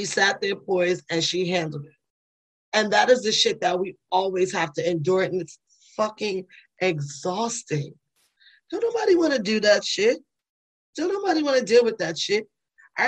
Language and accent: English; New York City, New York, United States; moved away; I'm from the Bronx, New York